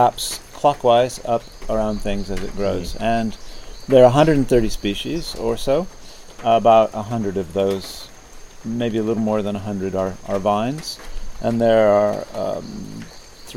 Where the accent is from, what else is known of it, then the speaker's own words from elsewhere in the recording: California, United States; moved away as an adult; also born or lived in Alaska / Norway; now in Isle of Wight, United Kingdom; I grew up in California, got my PhD at UC Davis